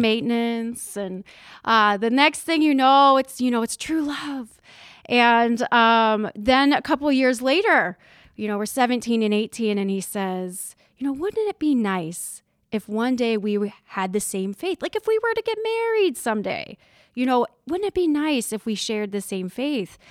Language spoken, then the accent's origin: English; Hartville, Ohio, United States; I grew up in Northeast Ohio. I'm from a little town called Hartville, Ohio